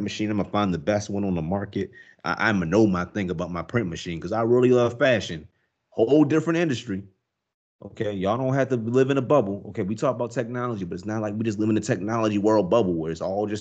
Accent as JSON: {"language": "English", "country": "United States", "said": "I'm American dude, but as American as they come"}